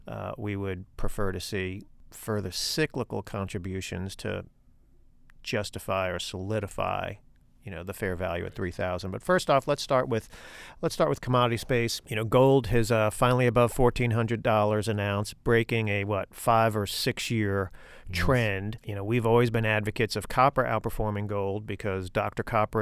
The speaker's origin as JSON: {"language": "English", "country": "Ireland", "said": "being the Irishman, I was excited to see Shane Lowry win the Open Championship yesterday"}